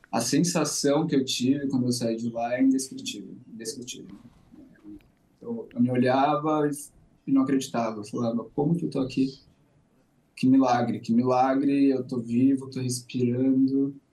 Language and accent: Portuguese; Brazil; moved away as an adult; now in Tel Aviv, Israel; eu que sou brasileiro